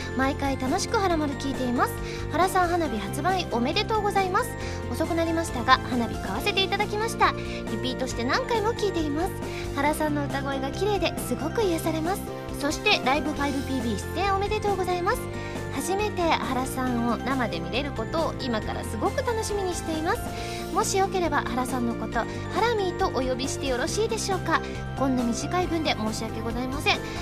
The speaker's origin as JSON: {"language": "Japanese", "region": "Osaka", "country": "Japan", "said": "割と大阪人"}